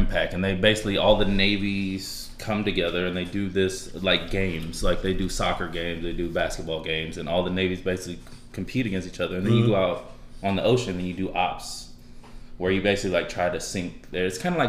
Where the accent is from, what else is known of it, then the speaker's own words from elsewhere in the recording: Round Rock, Texas, United States; I mean, right. Well, definitely, I'm from Round Rock, hence the name.